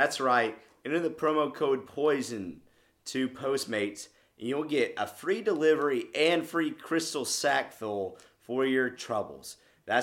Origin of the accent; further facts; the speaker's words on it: Wyoming, United States; my home state, Wyoming